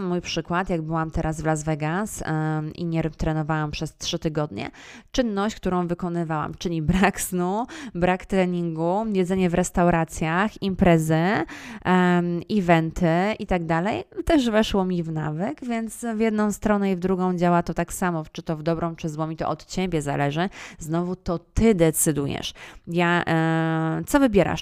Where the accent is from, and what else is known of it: Poland